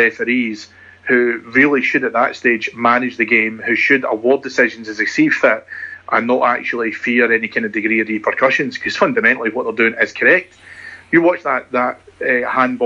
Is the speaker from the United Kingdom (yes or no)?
yes; Scotland, United Kingdom; being Scottish and being a Rangers fan